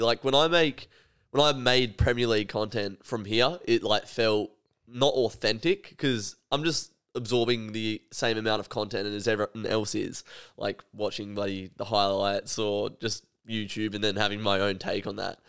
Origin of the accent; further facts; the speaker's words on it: Australia; as an Australian